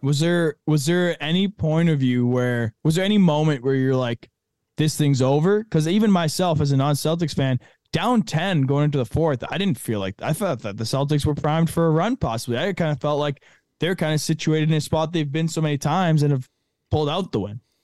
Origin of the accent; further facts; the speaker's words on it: Canada; a Canadian